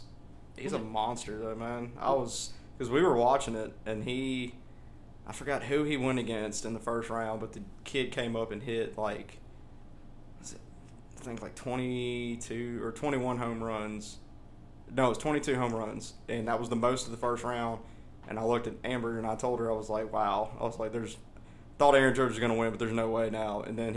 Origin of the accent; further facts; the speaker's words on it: Ireland; So sorry for my Irish fans out there. I'm a Irishman myself